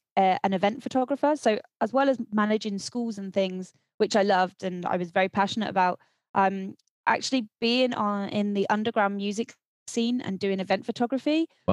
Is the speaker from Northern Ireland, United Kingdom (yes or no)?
no; South West England, United Kingdom; moved away as an adult; also born or lived in Scotland; I was born in Scotland, although I don't sound like I'm from Scotland, because I grew up in the southwest of England.